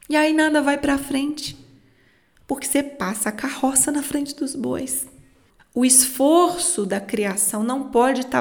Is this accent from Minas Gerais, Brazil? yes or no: yes; Minas Gerais, Brazil; Como eu sou mineira, falo muito lento